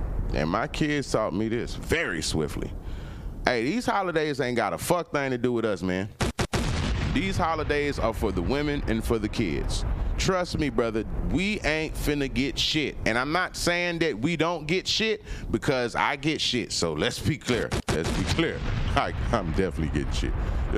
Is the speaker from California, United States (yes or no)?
yes; California, United States; now in Atlanta, United States; I'm from Cali, so you know I've been around